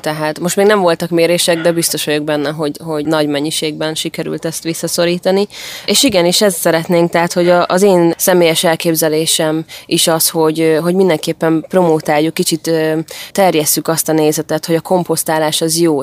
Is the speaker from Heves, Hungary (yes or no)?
no; Érd, Pest, Hungary; a Sasvárosi részen is, ahol én felnőttem